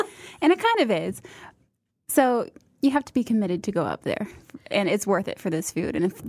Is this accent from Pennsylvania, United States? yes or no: no; Platte City, Missouri, United States; I'm originally from Platte City, and it's not that far from Weston.